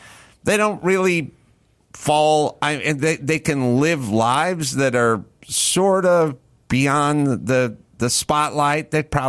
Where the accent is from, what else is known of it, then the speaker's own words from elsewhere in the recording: Los Angeles, California, United States; I'm from Los Angeles.